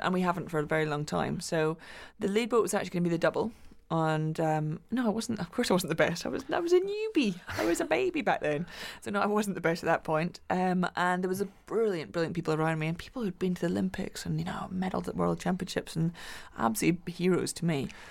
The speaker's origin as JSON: {"language": "English", "town": "Glasgow", "region": "Scotland", "country": "United Kingdom", "tie": "born or raised there", "said": "When I was growing up in Glasgow"}